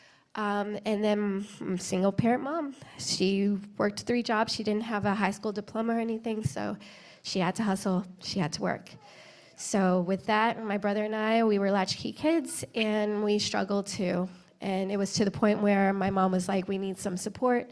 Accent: East Coast, United States; I grew up on the East Coast

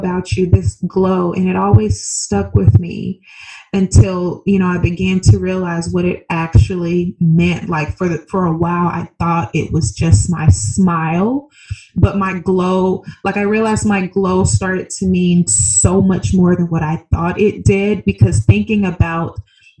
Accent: Birmingham, Alabama, United States; moved away as an adult; also born or lived in Seattle, Washington; now in Scottsdale, United States; I originally was born and raised in Birmingham, Alabama. So I'm a Southern country girl at heart

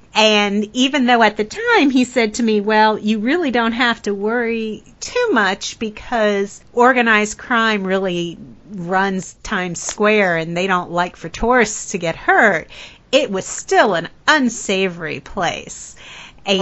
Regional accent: United States; accent: American; my American accent

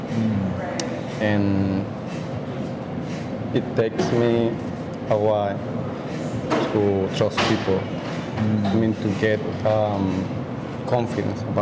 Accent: San Felipe, Yaracuy, Venezuela; English is a second language; moved away as an adult; now in Chicago, United States; I'm from Venezuela, and I was born in a small town, like 4 hours from the capital

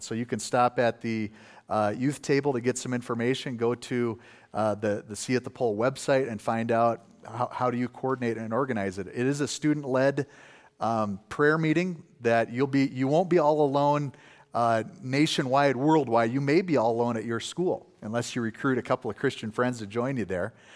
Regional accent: Wisconsin, United States; moved away; I'm from Wisconsin originally

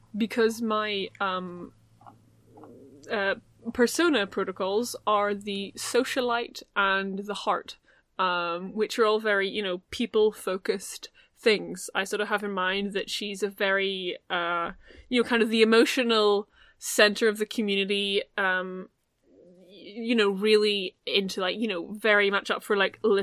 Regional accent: Ireland; accent: Irish; I'm the Irish one. You can tell my voice by the Irish accent.

